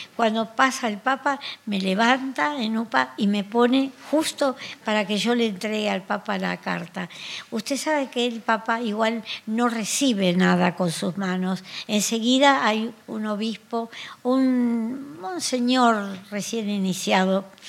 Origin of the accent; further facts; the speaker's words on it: Argentina; Nosotros somos de Argentina